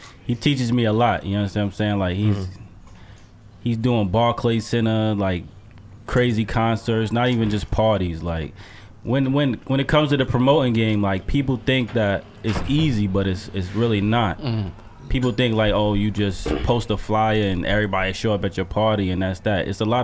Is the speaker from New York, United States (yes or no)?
yes; New York, United States; also born or lived in Ohio; I was from New York.